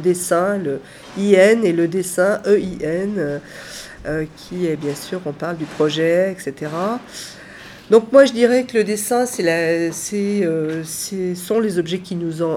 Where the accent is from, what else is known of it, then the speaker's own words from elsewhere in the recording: Saint-Étienne, Auvergne-Rhône-Alpes, France; je suis née à Saint-Étienne, euh, fière d'être stéphanoise